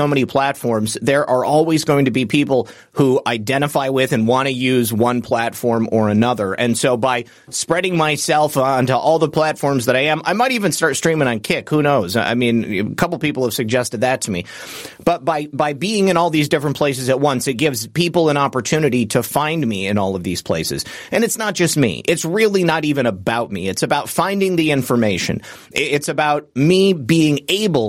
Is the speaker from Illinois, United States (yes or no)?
no; Michigan, United States; my home state of Michigan